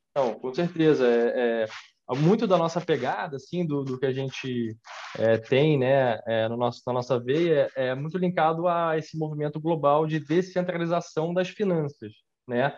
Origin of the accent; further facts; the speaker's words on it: Brazil; eu sou brasileiro, né? A família, é, a minha família, parte de pai, veio da Escócia